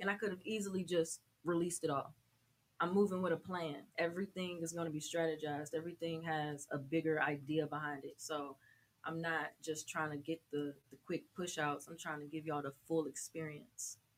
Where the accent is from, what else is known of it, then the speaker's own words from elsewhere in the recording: Atlanta, Georgia, United States; I'm from Atlanta, oh, Georgia